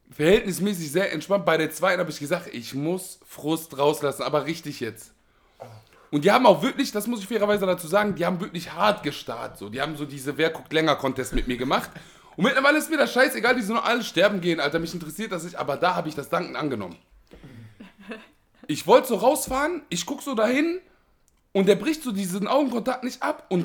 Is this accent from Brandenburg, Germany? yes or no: no; Duisburg, North Rhine-Westphalia, Germany; Ich komme ja aus Hamborn, die Ecke.